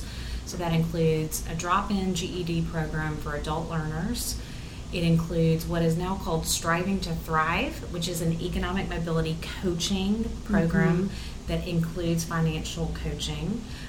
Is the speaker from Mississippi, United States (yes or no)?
yes; Mississippi, United States; also born or lived in Washington, D.C.; now in Greenville, United States; the South, which is where we're both from. He's from North Carolina, and I'm from Mississippi